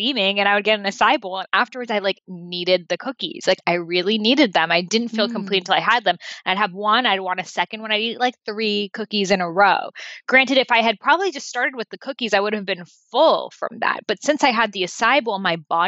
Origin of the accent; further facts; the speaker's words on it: Boston, Massachusetts, United States; I grew up in Boston